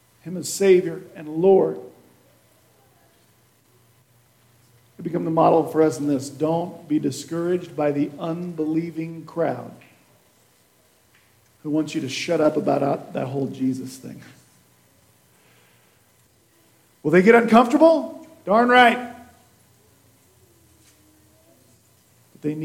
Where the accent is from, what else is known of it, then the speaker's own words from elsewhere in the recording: Kansas, United States; now in Nebraska, United States; I'm from Kansas.